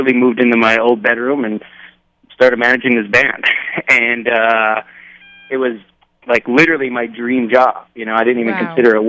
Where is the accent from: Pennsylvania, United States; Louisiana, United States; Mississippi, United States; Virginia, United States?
Pennsylvania, United States; moved away as an adult; also born or lived in Syracuse, New York / New York; I'm from Pennsylvania. I grew up in Pennsylvania